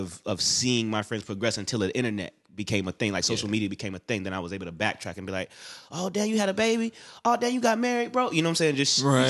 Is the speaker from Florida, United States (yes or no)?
yes; Florida, United States; also born or lived in Bronx, United States / England / Japan / Atlanta, United States; I was born in the Bronx, but like shortly after I was born, my father joined the military. So then I ended up living in like England. Then I lived in Japan. Then I did all the fun shit in Florida. So I went to high school and college in Florida.